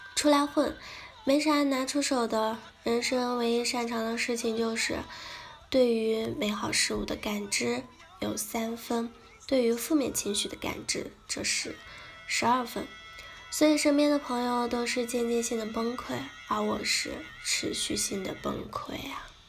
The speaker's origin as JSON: {"language": "Chinese", "country": "China", "said": "我们中国人"}